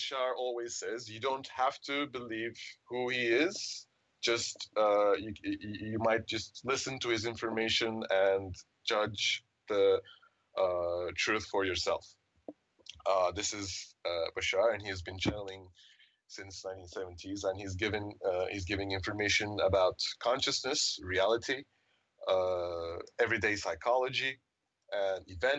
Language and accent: English; Istanbul, Turkey; I'm from Istanbul, Turkey